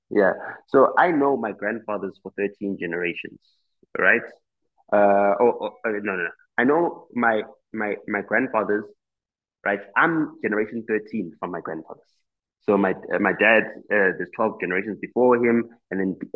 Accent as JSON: {"language": "English", "country": "South Africa", "first_language": "Xitsonga", "second_language": "English", "said": "I am not fluent in my mother tongue, which is Xitsonga"}